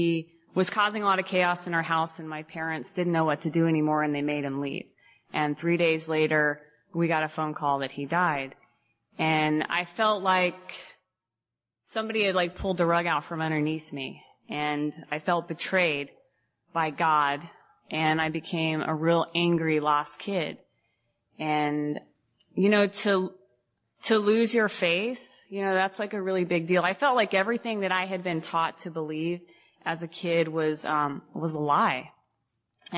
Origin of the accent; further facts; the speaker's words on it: Phoenix, Arizona, United States; I'm from Phoenix